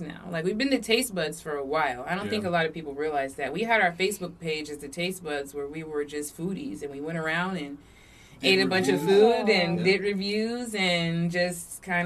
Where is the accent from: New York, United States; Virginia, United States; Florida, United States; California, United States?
Virginia, United States; Virginia Beach; was born here in Virginia Beach. I feel like I'm like one of the last Virginia Beach natives